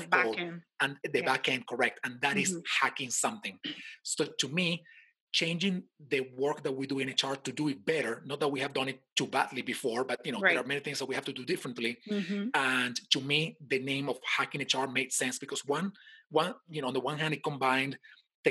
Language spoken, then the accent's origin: English; Caracas, Capital District, Venezuela; now in United States; I live right now in the United States. I'm from Venezuela, in case somebody didn't notice my accent. And I was born in Caracas.